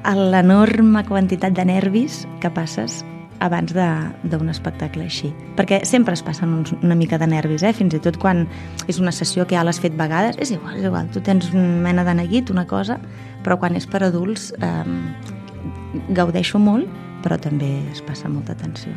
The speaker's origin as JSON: {"language": "Catalan", "town": "Tarragona", "region": "Catalonia", "country": "Spain", "said": "soc de Tarragona"}